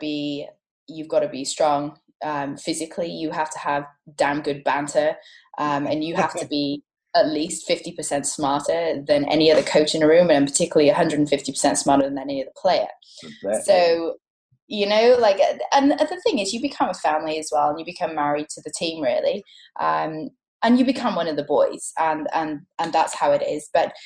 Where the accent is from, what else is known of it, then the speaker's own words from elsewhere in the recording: Cardiff, Wales, United Kingdom; accent: Welsh; moved away as an adult; also born or lived in Birmingham; now in Sydney, Australia; I'm a Cardiff girl, born and bred. And I went to university in Birmingham